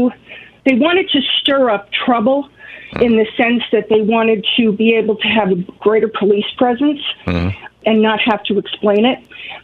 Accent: New York City, New York, United States; now in Long Island, United States; I grew up in Queens.

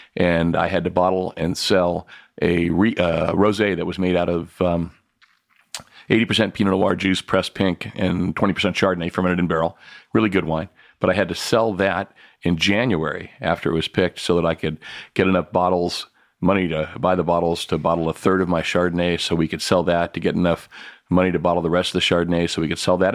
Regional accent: Santa Ynez Valley, California, United States; when I was growing up in the San Ynez Valley

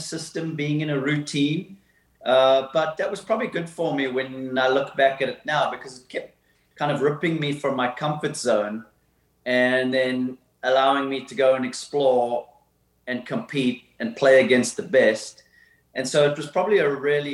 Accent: Somerset West, Western Cape, South Africa; I had an amazing childhood growing up in South Africa in an awesome town called Somerset West

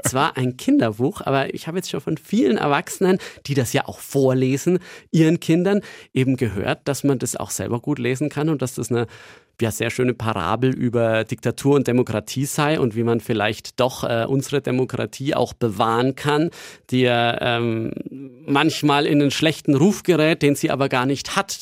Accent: Nuremberg, Bavaria, Germany; moved away as an adult; also born or lived in Lübeck; Nürnberg ist einfach meine Heimatstadt

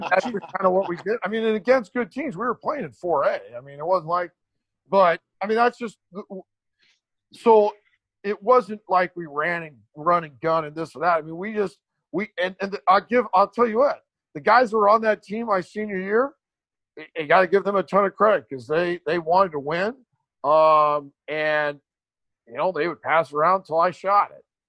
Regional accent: Glendale, California, United States; moved away; also born or lived in Burbank, California; I still go back to Glendale

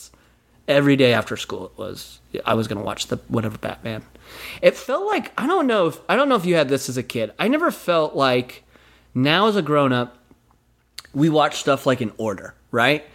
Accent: Utah, United States; moved away; I'm from Utah

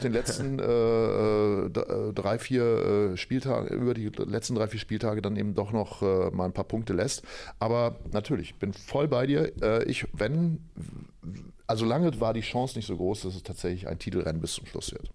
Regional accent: Oldenburg, Lower Saxony, Germany; gebürtiger Oldenburger

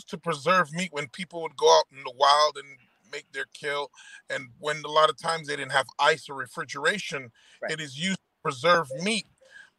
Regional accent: Jamaica; as a Jamaican

